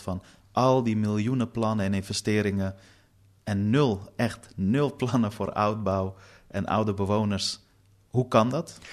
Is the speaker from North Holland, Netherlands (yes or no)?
yes; Amsterdam, North Holland, Netherlands; also born or lived in Afghanistan; Noord is de plek waar ik opgroeide